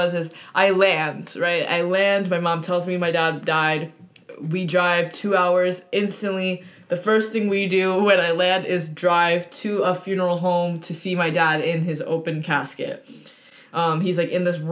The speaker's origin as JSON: {"language": "English", "country": "United States", "said": "as an American Japanese person or Japanese American"}